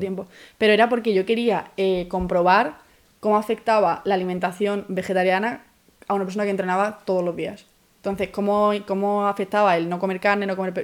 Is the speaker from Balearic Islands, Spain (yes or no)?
no; Málaga, Andalusia, Spain; moved away as an adult; now in Madrid, Spain; Soy de Málaga, llevo cinco años aquí